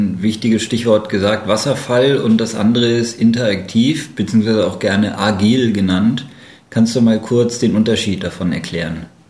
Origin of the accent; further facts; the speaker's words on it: Germany; wir anderen sind Deutsche